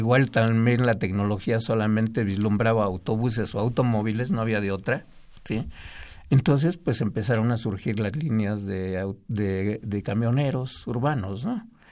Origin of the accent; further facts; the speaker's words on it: Mexico City, Mexico; yo nací en, en el Distrito Federal